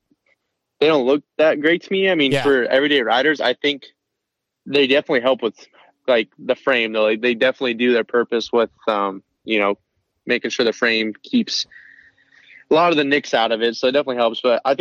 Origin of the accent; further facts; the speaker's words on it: Montana, United States; moved away as an adult; I'm from Montana